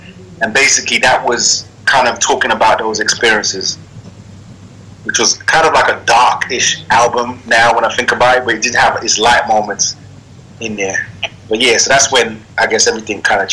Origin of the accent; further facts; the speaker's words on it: Sierra Leone; also born or lived in London; now in New York, United States; I was born in Sierra Leone